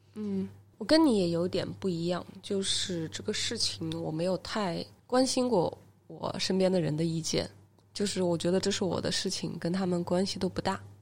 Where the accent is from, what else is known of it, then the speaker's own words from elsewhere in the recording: Hubei, China; now in Shenzhen, China; 我是湖北人